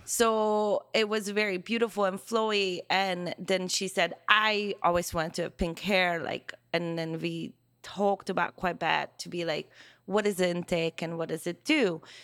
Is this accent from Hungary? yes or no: yes; Hungary; first language Hungarian; English is a second language; now in United States; Hungarian. Yeah. Yeah, so, which is my first language.